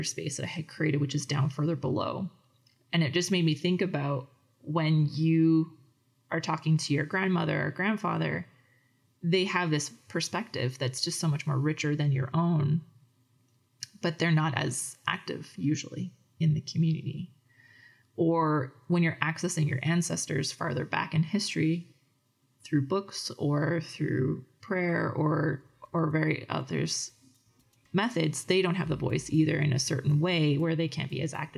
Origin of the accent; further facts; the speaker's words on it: Edmonton, Alberta, Canada; also born or lived in Calgary; I'm not from Fort McMurray. I was born in Calgary and raised in Edmonton